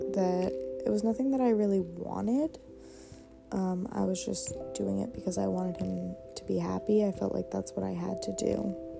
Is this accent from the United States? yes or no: yes; Maine, United States; I am 22 and I live in Maine. Um, when I was in seventh grade, my family had decided to move back to my hometown